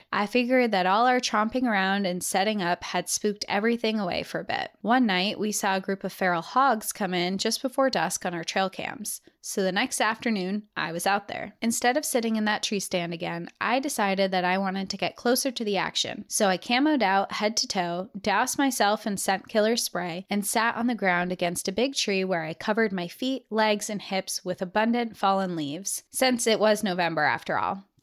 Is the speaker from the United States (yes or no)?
yes; Austin, Texas, United States; I'm your typical, overly prideful, lanky Texan who always wears a cowboy hat and boots. I'm from Austin, Texas